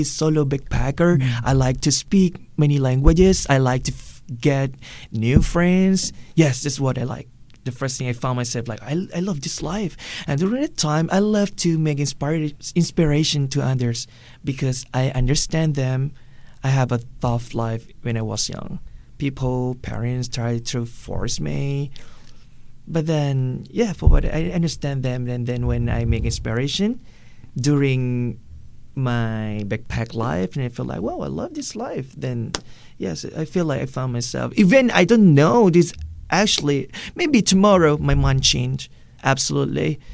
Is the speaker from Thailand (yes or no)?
yes; Southern Thailand, Thailand; English is a second language; moved away as an adult; also born or lived in Malaysia; We're born in this place that we speak Thai